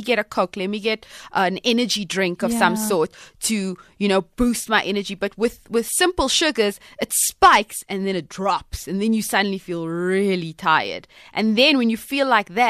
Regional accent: Cape Town, Western Cape, South Africa; I'm from Cape Town, Cape Malay girls, Cape Malay families

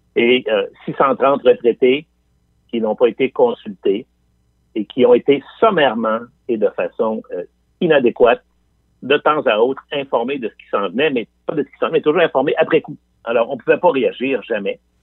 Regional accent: Quebec City, Quebec, Canada; je viens de Limoilou. Je viens de, je viens de ce qu'on appelle l'Anglopole à trois coins de rue

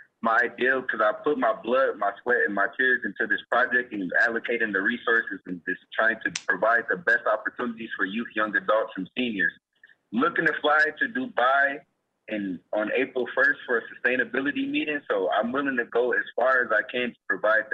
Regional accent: Chicago, Illinois, United States; now in Grand Rapids, United States; my hometown, Chicago

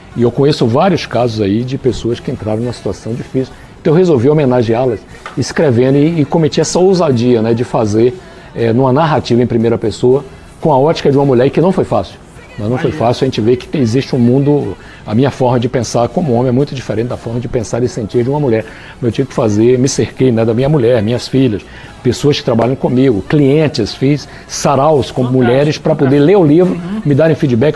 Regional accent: Bahia, Brazil; Da Bahia

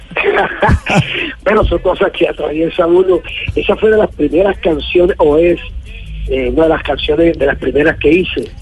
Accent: Patillal, Cesar, Colombia; mi tierra patillalera

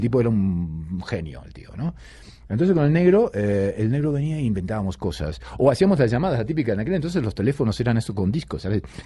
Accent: Rosario, Santa Fe, Argentina; moved away; also born or lived in Buenos Aires, Argentina; yo eh, de Rosario, pero digamos que soy de Buenos Aires, porque Rosario nací, pero luego toda mi carrera la hice en, Buenos Aires

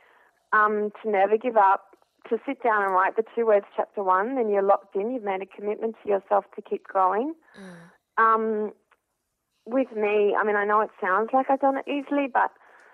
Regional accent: Australia; I'm an Australian who's worked in journalism and TV

